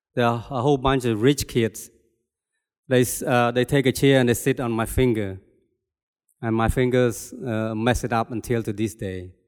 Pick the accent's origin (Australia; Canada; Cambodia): Cambodia; moved away; I was born and raised in Cambodia